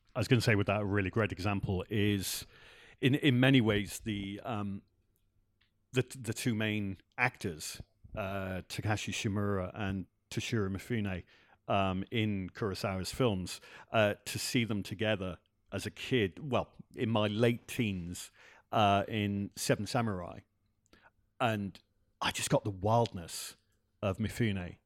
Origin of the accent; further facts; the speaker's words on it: Wales, United Kingdom; I grew up in Wales